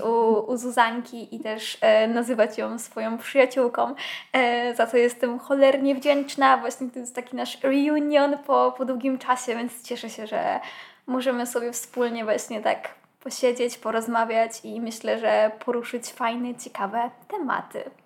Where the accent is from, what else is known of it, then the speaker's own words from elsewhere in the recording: a village near Kraków, Lesser Poland, Poland; ja niby mieszkając na wsi to nie miałam aż tak źle, bo moja wieś to już nie jest wieś i jest oczywiście kilka, rzut beretem. Rzut beretem, dosłownie 10 minut stąd mamy znak Kraków